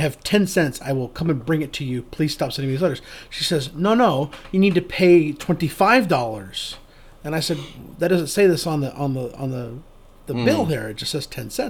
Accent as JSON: {"language": "English", "region": "Texas", "country": "United States", "moved": "yes", "said": "I'm originally from Texas"}